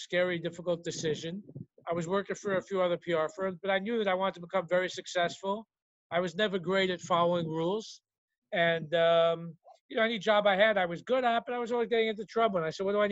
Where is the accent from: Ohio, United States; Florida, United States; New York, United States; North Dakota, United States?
New York, United States; New York City; also born or lived in Brooklyn, New York / New Jersey; I was born in Brooklyn, moved to the Bronx at the age of three. Was raised in the Bronx